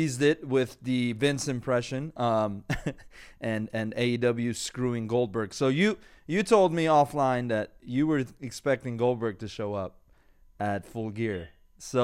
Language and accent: English; Iran; accent: Persian; now in Los Angeles, United States; My Persian accent kicked in.